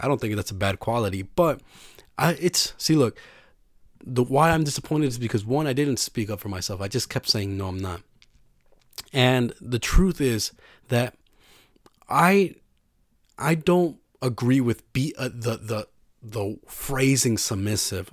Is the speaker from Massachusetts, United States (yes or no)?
no; New York, United States; I was from New York